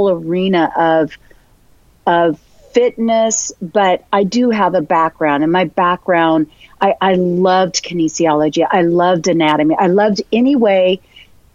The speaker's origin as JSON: {"language": "English", "region": "Northern California", "country": "United States", "also_born_or_lived": "Chico, California", "lives_now": "San Diego, United States", "said": "I'm originally from Northern California"}